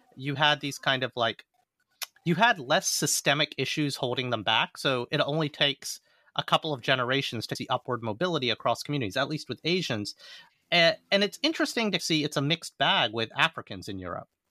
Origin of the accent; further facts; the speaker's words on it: Alabama, United States; moved away; also born or lived in New York; I grew up in the American South